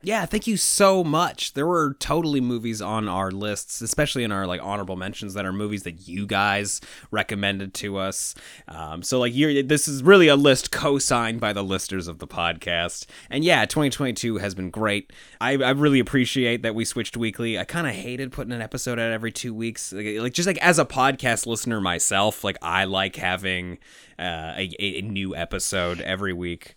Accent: Toronto, Ontario, Canada; that we grew up with in Toronto

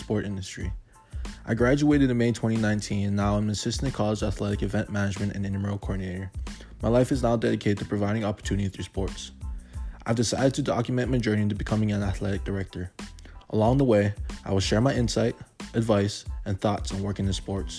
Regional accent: Hawaii, United States; moved away as an adult; also born or lived in Crookston, Minnesota; I was born and raised in Hawaii

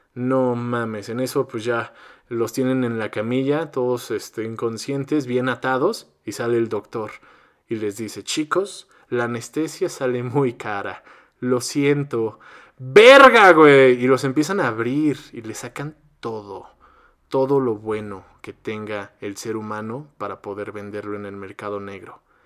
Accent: Mexico; soy mexicano

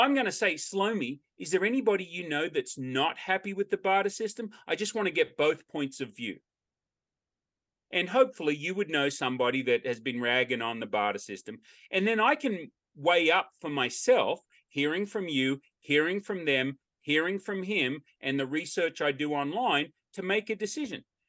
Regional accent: Australia; now in United States; I'm an Australian and I say Australian by birth, American by choice

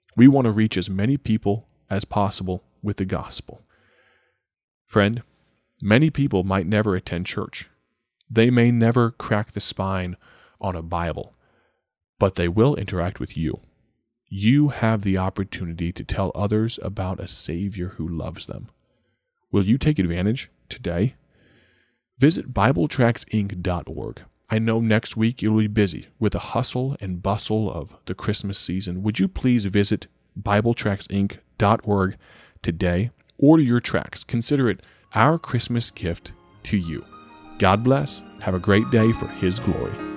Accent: Dwight, Illinois, United States; my hometown of Dwight, Illinois

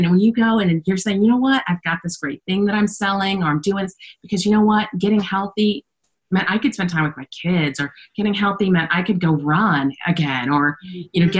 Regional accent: Texas, United States; I'm from Texas

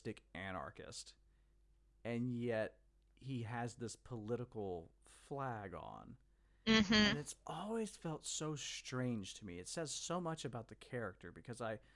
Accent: Mississippi, United States; I grew up in the South, so the Confederate flag is an image that I've seen way too much of. I grew up in Mississippi

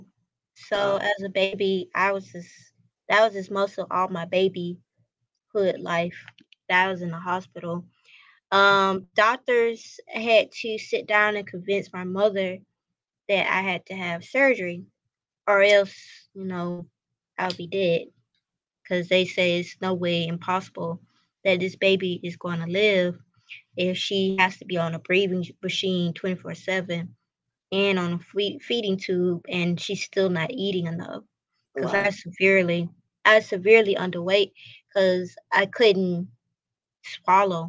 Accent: Albany, Georgia, United States; moved away as an adult; now in Savannah, United States; I'm originally from Albany, Georgia. I was born during the 94 flood.

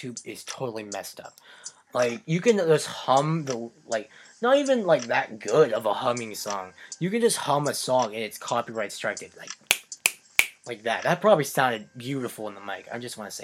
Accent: West Virginia, United States; moved away; I was born in West Virginia

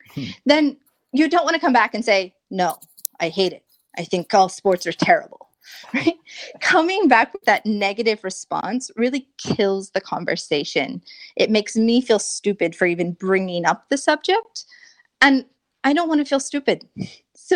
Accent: United States

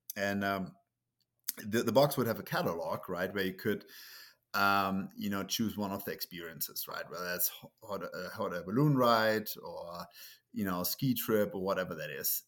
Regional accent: Germany; English is a second language; moved away as an adult; also born or lived in Munich; now in United States; it's Germany, right? So, that's where I grew up

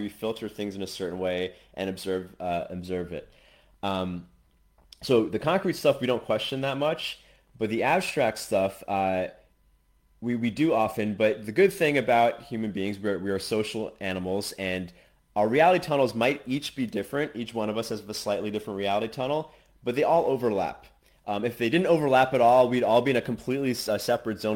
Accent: United States; moved away as an adult; now in Asia; I'm American, but I'm currently in Asia

